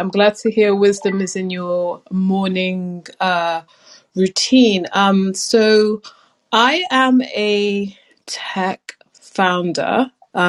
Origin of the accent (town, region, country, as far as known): London, United Kingdom